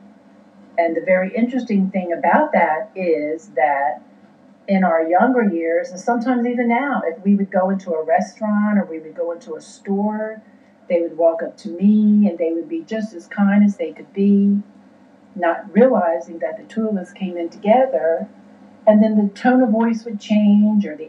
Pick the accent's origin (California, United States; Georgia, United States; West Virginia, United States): West Virginia, United States; moved away; even though I was born in Virginia, I grew up in West Virginia and was bounced back and forth between these two states.